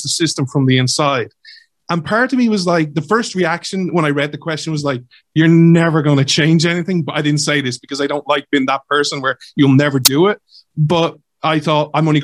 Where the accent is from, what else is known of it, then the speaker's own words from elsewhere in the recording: Ireland; I'm Irish, I'm based in Ireland